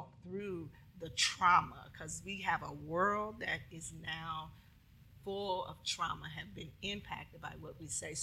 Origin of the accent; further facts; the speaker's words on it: the North, United States; I'm from the North